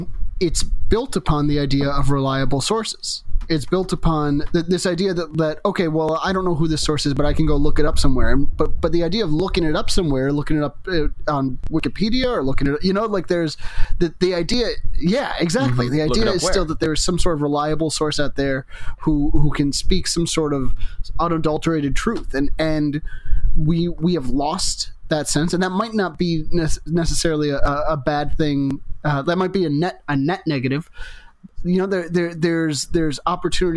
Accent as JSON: {"language": "English", "country": "United States", "tie": "born or raised there", "said": "growing up in America when there were five television stations"}